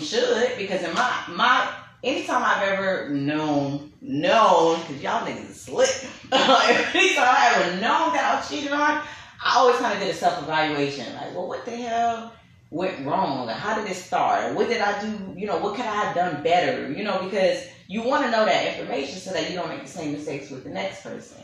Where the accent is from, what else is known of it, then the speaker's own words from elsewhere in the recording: New York City, New York, United States; I'm from Brooklyn, New York. I'm Panamanian and Bahamian